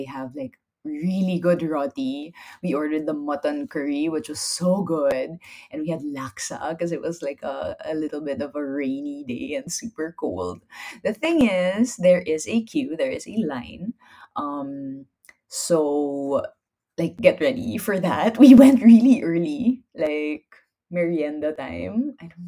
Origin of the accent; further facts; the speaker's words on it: Philippines; I'm Filipino